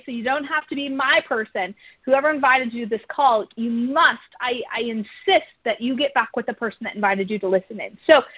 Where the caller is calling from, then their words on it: DeWitt, Michigan, United States; So I am dialing in from DeWitt, Michigan.